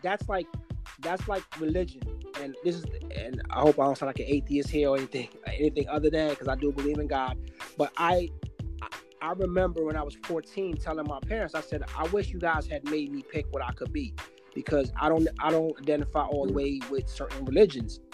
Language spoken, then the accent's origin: English; Guyana; now in United States; I'm South American, but they identify us as Caribbean, but I was born in South America